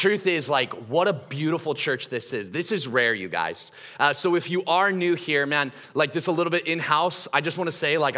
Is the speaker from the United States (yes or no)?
yes; Gresham, Oregon, United States; I'm from Gresham